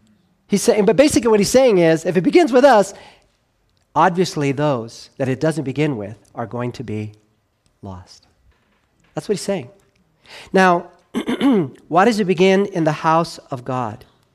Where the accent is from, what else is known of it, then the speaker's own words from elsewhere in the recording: Los Angeles, California, United States; You know, when I grew up in Los Angeles, it wasn't an uncommon scene to see police officers approach a door